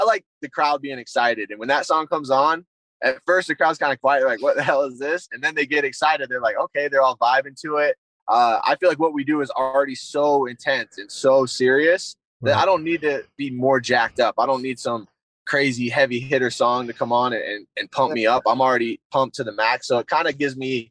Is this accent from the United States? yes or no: yes; South Carolina, United States; moved away as an adult; also born or lived in Michigan; I'm originally from South Carolina, which wrestling's not really a hotbed in the Southeast. But I grew up wrestling.